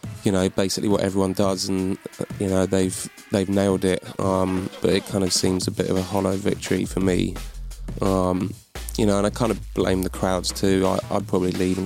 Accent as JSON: {"language": "English", "region": "London", "country": "United Kingdom", "moved": "as an adult", "lives_now": "Bristol, United Kingdom"}